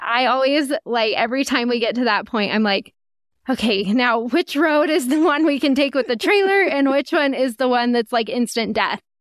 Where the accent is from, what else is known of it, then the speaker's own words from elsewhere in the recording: Salt Lake City, Utah, United States; we start from Salt Lake City. That's where we're from